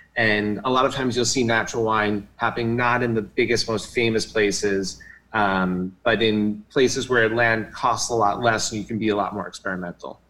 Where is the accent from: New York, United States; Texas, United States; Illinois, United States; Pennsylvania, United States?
New York, United States; New York City; I grew up in New York City and went to NYU